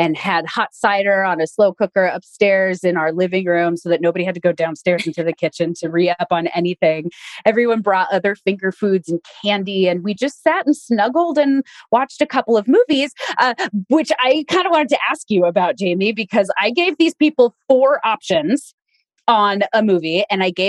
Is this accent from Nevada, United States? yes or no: yes; Reno, Nevada, United States; moved away; I am in my hometown of Reno, Nevada